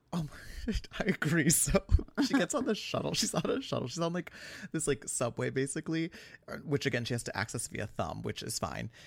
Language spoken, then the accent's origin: English; New York, United States; as a New Yorker